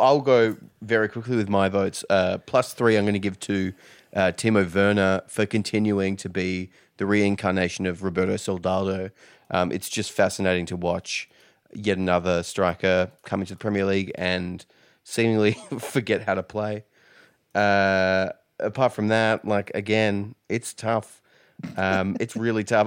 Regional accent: Perth, Western Australia, Australia; now in Victoria, Australia; I'm from Perth originally, which is on the other side

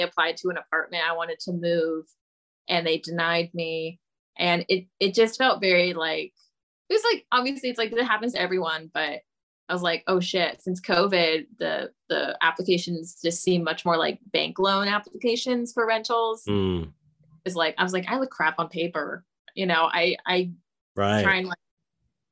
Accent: Sonoma County, California, United States; moved away as an adult; also born or lived in San Diego, United States / Philadelphia, United States / Spokane, United States; now in New Orleans, United States; I'm from Sonoma wine country.

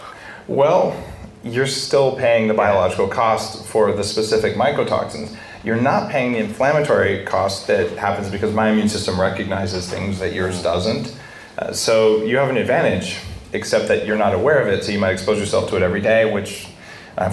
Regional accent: New Mexico, United States; I grew up in New Mexico

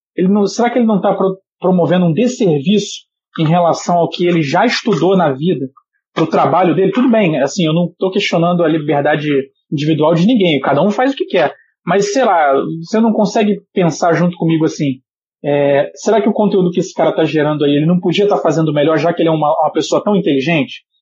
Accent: Brazil; como brasileiro

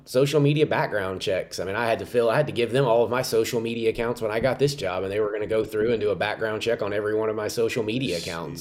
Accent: Richardson, Texas, United States; now in Morgantown, United States; I'm in Dallas, Texas, Richardson, Texas, suburb of Dallas.

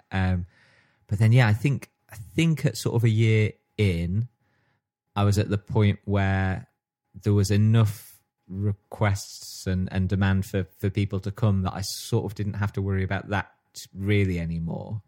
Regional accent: Stockport, North West England, United Kingdom; growing up in Stockport

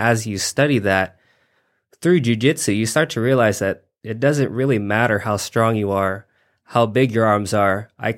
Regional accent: Reno, Nevada, United States; I'm from Reno, Nevada.

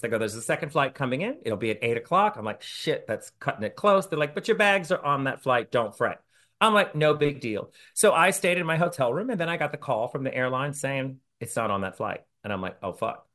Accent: New Orleans, Louisiana, United States; I'm from New Orleans

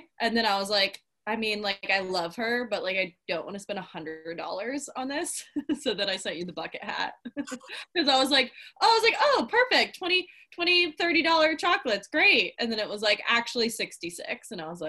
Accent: the South, United States; I also wonder if, because we're from the South and people are just like nice to your face, that I'm like, I don't believe you

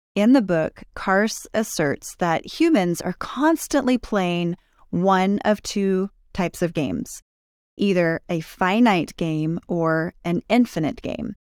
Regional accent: California, United States; now in Utah, United States; I grew up in California

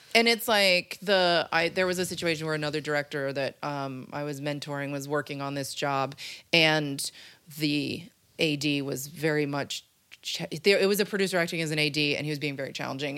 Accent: Rhinebeck, New York, United States; moved away as an adult; now in Los Angeles, United States; I'm from Rhinebeck, New York

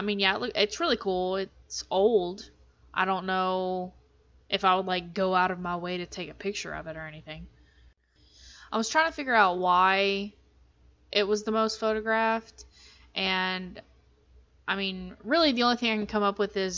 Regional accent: Texas, United States; we're from Texas

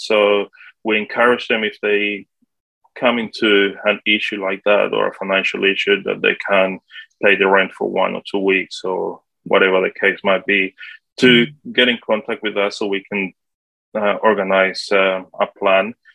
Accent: Colombia; English is a second language; moved away as an adult; also born or lived in Sydney, Australia; now in Australia; originally, I'm from Colombia in South America. I came to Australia when I was 18, back in 1998, I um, I arrived in Sydney first, and then um, I was supposed to be here only for one year just to learn English.

